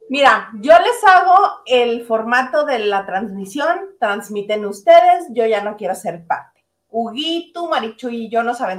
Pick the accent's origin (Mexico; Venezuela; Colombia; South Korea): Mexico; El Fuerte, Sinaloa; moved away; also born or lived in Los Mochis, Sinaloa; soy de Sinaloa, como les ha dicho Isa, yo soy del Fuerte Sinaloa.